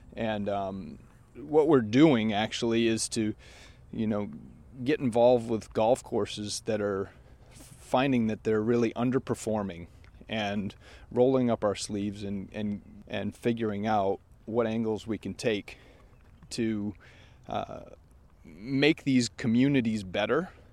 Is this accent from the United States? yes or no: yes; Maine, United States; I grew up in Maine